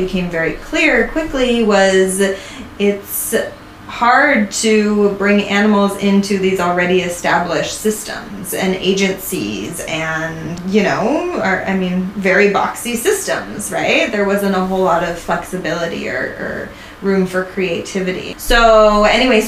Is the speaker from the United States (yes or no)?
yes; Sonoma County, California, United States; also born or lived in Ireland / Denver, Colorado; growing up in California and Sonoma County